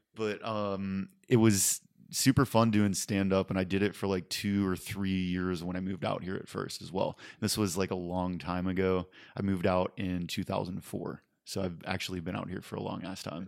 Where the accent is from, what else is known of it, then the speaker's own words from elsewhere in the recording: West Mifflin, Pennsylvania, United States; moved away as an adult; now in California, United States; born and raised in the same house for eighteen years in West Mifflin, Pennsylvania